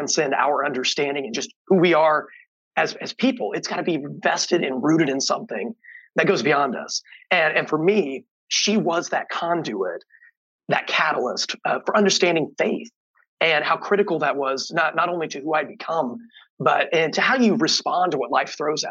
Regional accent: East Central Indiana, United States; I grew up on a hog farm in East Central Indiana

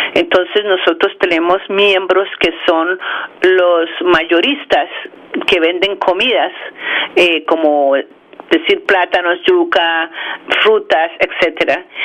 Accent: Bogotá, Colombia; also born or lived in Morris County, New Jersey; now in New Jersey, United States; Yo nací en Bogotá, Colombia

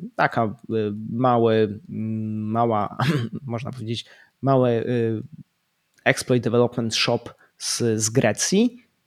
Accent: Poland; moved away as an adult; also born or lived in United Kingdom; wyjechałem z Polski

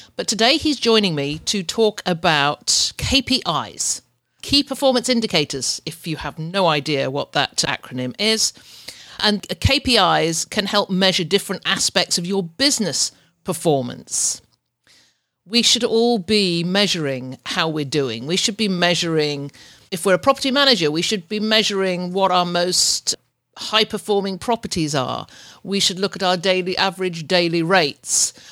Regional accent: England, United Kingdom; moved away as an adult; now in Ontario, Canada; I'm I'm from UK, but that's where I'm living

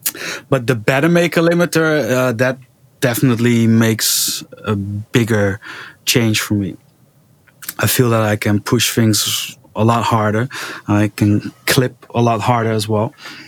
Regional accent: Netherlands; now in Aruba; because I came from the Netherlands, everything was 220 volts

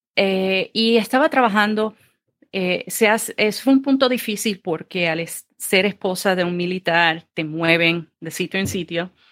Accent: Ceiba, Puerto Rico; also born or lived in Fajardo, Puerto Rico / Mayagüez, Puerto Rico; nací en el pueblo de Fajardo, Puerto Rico. Eh, me crié en el pueblo de Ceiba.

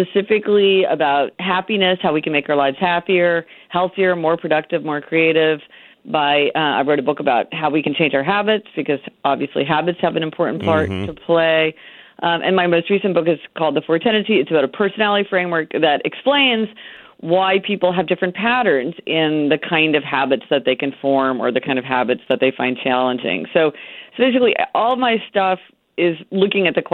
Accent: Kansas City, Missouri, United States; moved away; I'm from Kansas City, Missouri

